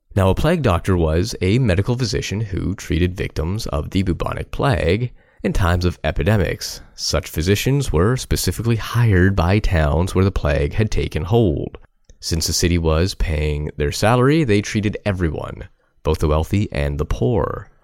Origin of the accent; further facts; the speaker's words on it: Guelph, Ontario, Canada; here in my hometown of Guelph